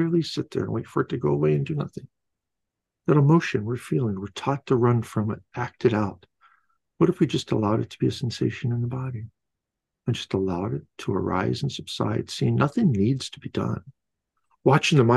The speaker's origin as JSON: {"language": "English", "region": "Midwest", "country": "United States", "tie": "born or raised there", "said": "I was born in the Midwest back in early 60s"}